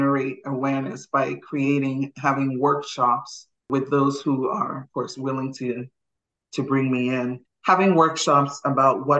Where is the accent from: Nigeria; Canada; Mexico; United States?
Nigeria; I'm Nigerian